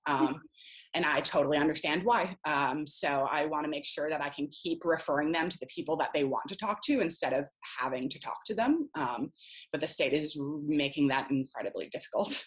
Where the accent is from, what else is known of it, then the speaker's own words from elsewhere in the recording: Rhode Island, United States; moved away; I'm originally from Rhode Island